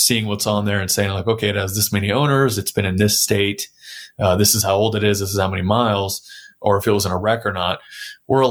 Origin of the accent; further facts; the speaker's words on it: San Antonio, Texas, United States; I was born and raised in San Antonio.